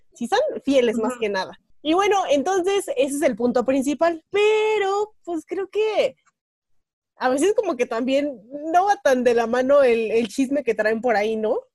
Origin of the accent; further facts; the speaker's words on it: Tequisquiapan, Querétaro, Mexico; en mi pueblo, o sea, en Tequi, San Juan